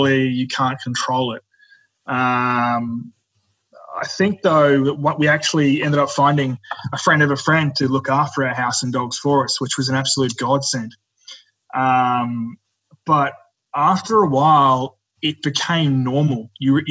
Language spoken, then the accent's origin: English; Bundaberg, Queensland, Australia; We're from Bundaberg, 4 hours away from Brisbane